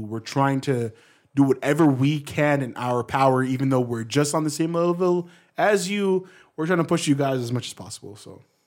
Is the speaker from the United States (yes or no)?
no; Canada; we're Canadian, we're almost like the States